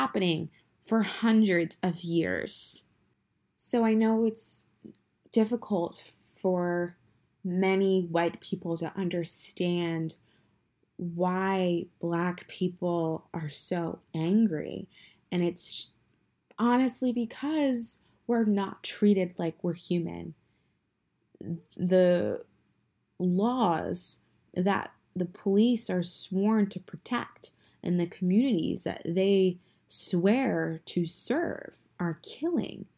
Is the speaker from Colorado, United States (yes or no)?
no; New Jersey, United States; I am from New Jersey